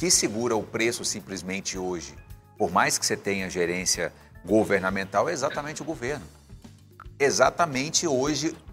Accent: Brazil

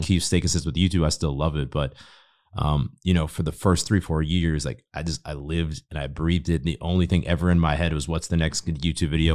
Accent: Boston, Massachusetts, United States; moved away as an adult; also born or lived in Spain; now in Austin, United States; I grew up in Boston

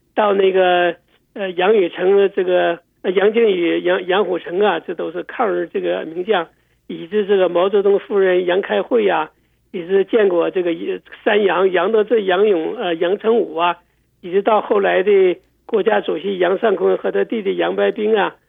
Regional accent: Shenyang, Liaoning, China; also born or lived in US East Coast; now in Houston, United States; 有位叫杨继东，是我们沈阳人哈

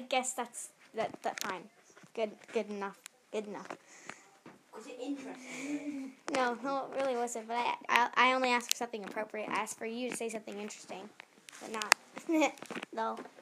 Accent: England, United Kingdom; I'm in Cambridge. I'm actually English.

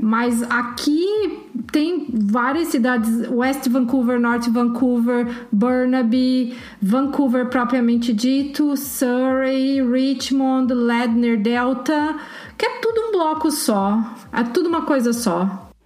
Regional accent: Curitiba, Paraná, Brazil; moved away as an adult; also born or lived in São José dos Campos; eu sou de Curitiba, mas eu já tinha me mudado de lá fazia algum tempo

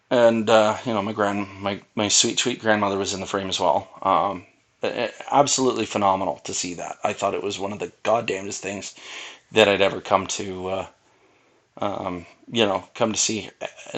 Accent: Canada; I grew up on Canadian football

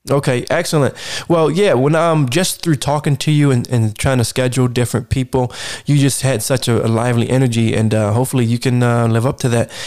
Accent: East Coast, United States; as a East Coaster and, uh, person that's definitely not from the West Coast

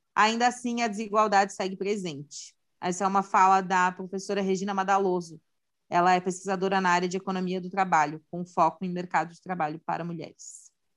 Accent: Santa Catarina, Brazil; sou de Santa Catarina

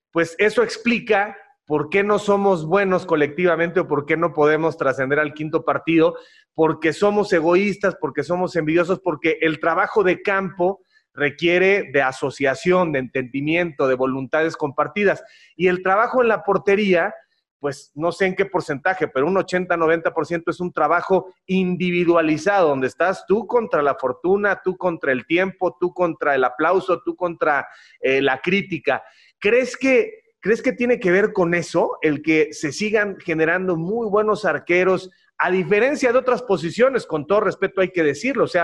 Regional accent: Morelia, Michoacán, Mexico; Yo nací en Morelia, Michoacán, el primero de febrero de 1980.

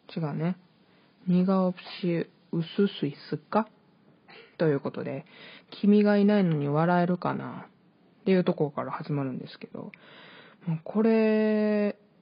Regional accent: Hyogo, Japan; also born or lived in Hokkaido; 北海道生まれ、 兵庫県育ちの23歳の

